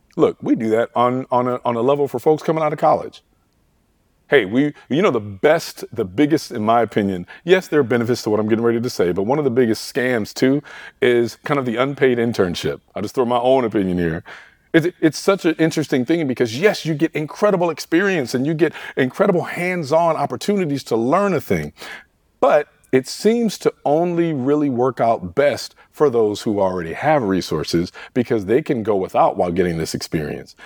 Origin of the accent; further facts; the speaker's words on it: Detroit, Michigan, United States; I grew up in Detroit, Michigan